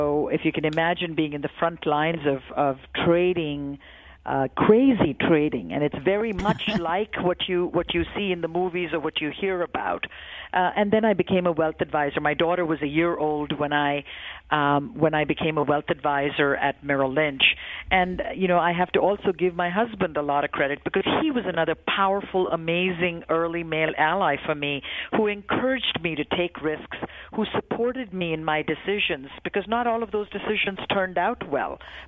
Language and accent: English; India; moved away as an adult; now in United States; I grew up in India in a very conservative family